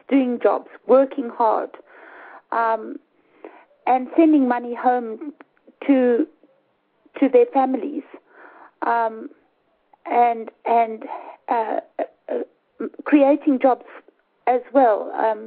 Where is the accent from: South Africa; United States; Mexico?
South Africa; being South African